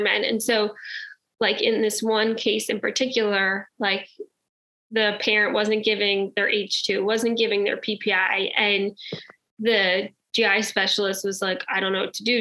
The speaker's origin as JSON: {"language": "English", "region": "New Jersey", "country": "United States", "said": "I am from New Jersey"}